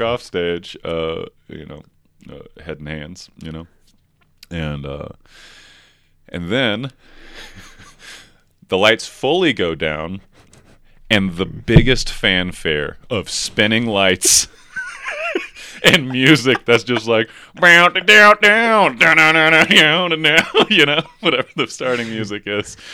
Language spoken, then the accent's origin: English; outside of Nashville, Tennessee, United States; also born or lived in Chattanooga; I grew up outside of Nashville